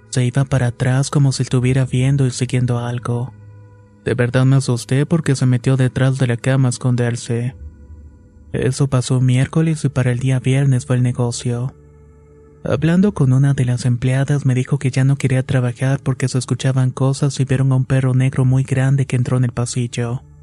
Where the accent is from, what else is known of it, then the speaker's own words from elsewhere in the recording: Mao, Valverde, Dominican Republic; Soy de Mao, República Dominicana, y anteriormente no era creyente de la brujería.